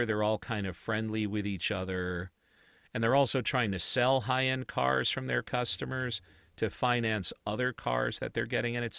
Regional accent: Chicago, Illinois, United States; I mean, you and I grew up in Chicago when the Bulls were the Bulls.

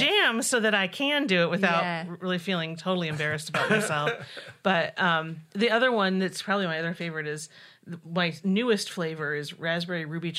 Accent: Indiana, United States; Southern Indiana.

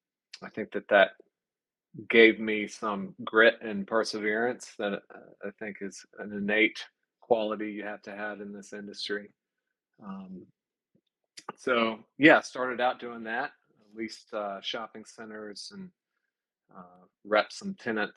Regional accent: Charlotte, North Carolina, United States; I'm from Charlotte

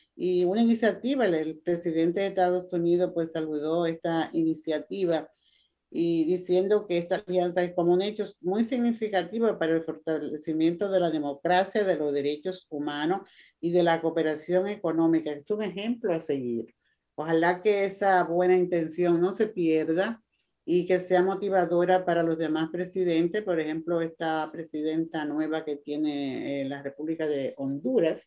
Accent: Costa Rica; nuestro presidente, el presidente de Costa Rica

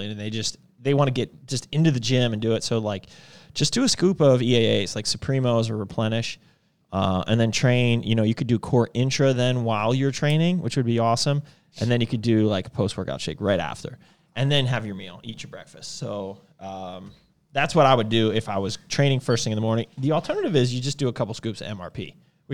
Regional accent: Huntingdon Valley, Pennsylvania, United States; That's right where I grew up. I grew up in Huntington Valley

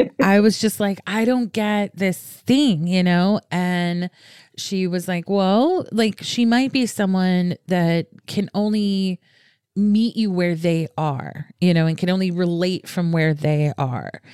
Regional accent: the South, United States; moved away; I'm from the South originally

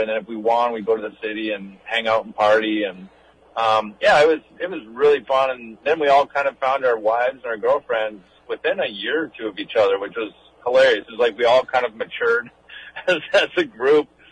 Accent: Hinton, Alberta, Canada; also born or lived in British Columbia; I was born in Hinton, Alberta, uh, three hours outside Edmonton

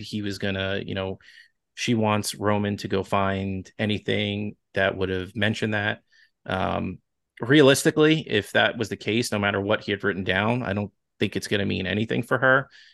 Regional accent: Long Island, New York, United States; accent: Long Island; my Long Island accent

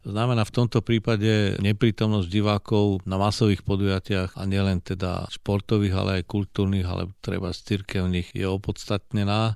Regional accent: Slovakia; akí sme my Slováci

